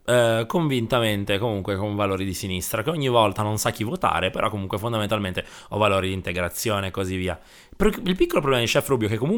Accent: Rome, Lazio, Italy; Sono romano.

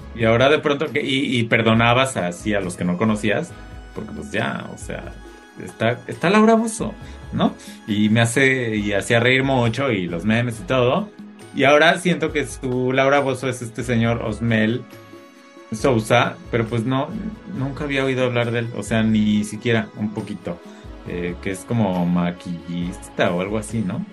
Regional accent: Mexico; moved away; soy mexicano

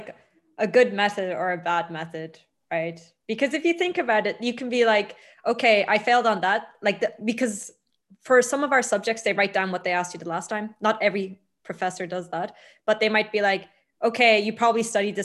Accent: Ireland; moved away as an adult; now in Italy; I'm from Ireland.

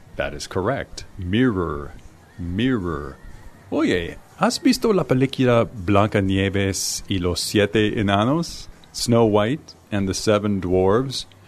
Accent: United States; I'm from the United States.

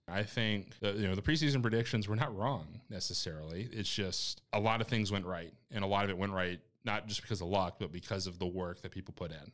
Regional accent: Winston-Salem, North Carolina, United States; moved away as an adult; now in Murfreesboro, United States; I'm from Winston-Salem, so our local affiliate's the High A for the White Sox

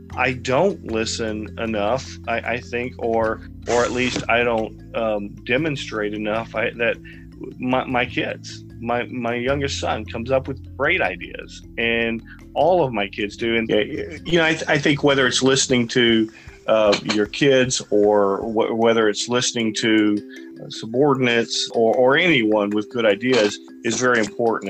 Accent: Sugar Land, Texas, United States; moved away as an adult; now in California, United States; I grew up in in a uh, small town in Texas. Well, it was small then. It's about the size of Roseville now, Sugarland, Texas.

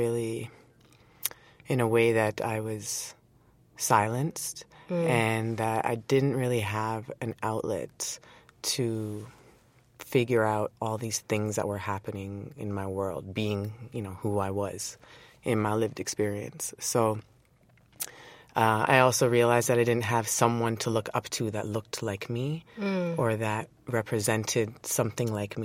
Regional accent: Toronto, Ontario, Canada; Born and raised in Toronto, Scarborough

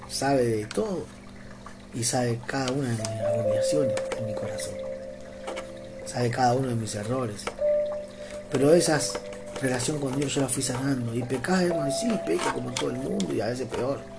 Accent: Argentina; born there; sí, soy argentino, amo Argentina, nací acá en Argentina

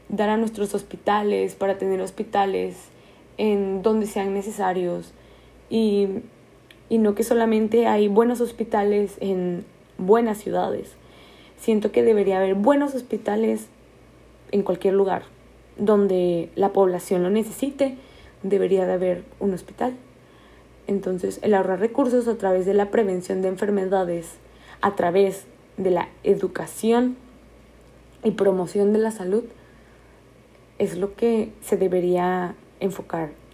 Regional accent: Mexico; nosotros como mexicanos

